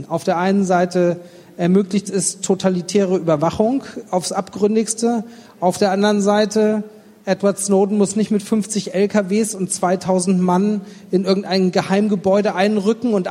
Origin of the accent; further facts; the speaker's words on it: Stuttgart, Baden-Württemberg, Germany; ich bin Stuttgarter